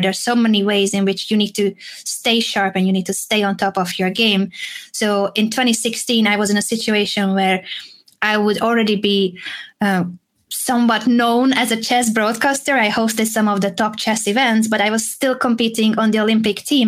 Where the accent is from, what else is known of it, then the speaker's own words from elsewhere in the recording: Hungary; English is a second language; moved away as an adult; also born or lived in Madrid, Spain; I was born in Hungary